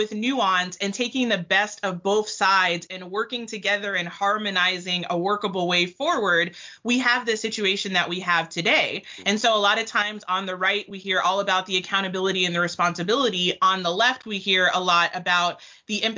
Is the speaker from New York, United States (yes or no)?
no; Texas, United States; I'm from Texas